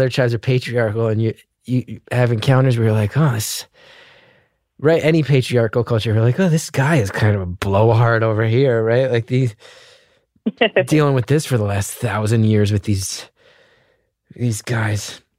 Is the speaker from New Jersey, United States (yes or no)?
yes; New Jersey, United States; I'm from North Jersey